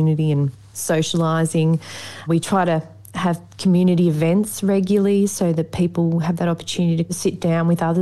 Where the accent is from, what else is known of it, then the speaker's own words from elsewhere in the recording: Maffra, Victoria, Australia; I grew up in the Maffra area, which is just over an hour away from Dargo. So I've never really moved far from the Gippsland area